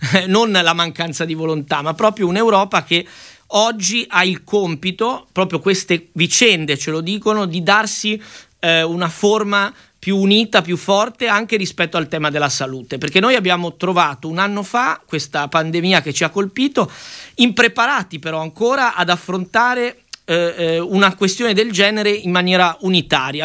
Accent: Liguria, Italy; da Ligure

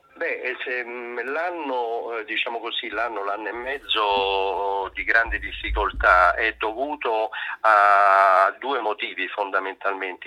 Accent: Rome, Lazio, Italy; sono romano, ce l'ho sempre sotto sotto

